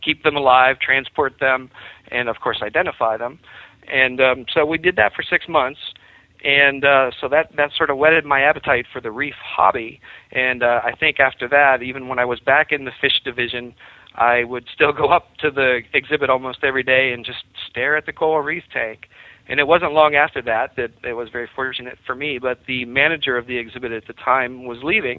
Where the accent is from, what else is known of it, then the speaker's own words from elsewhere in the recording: Pittsburgh, Pennsylvania, United States; I grew up in Pittsburgh